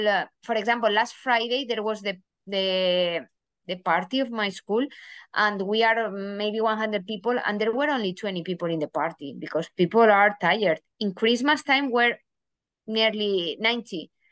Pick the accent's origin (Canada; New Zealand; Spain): Spain; English is a second language; moved away as an adult; also born or lived in Germany; now in United States